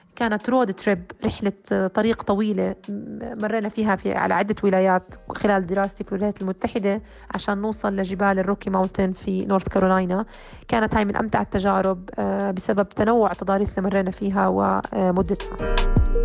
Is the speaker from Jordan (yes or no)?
yes; Jordan; also born or lived in United States; بلدي الأردن